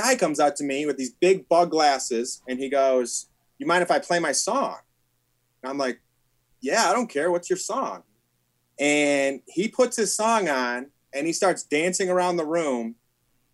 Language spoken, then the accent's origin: English; Detroit, Michigan, United States; I'm from Metro Detroit